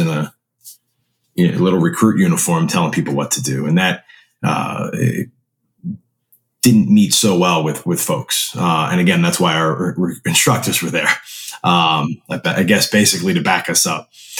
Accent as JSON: {"language": "English", "region": "New York", "country": "United States", "tie": "born or raised there", "said": "I grew up in New York my whole life"}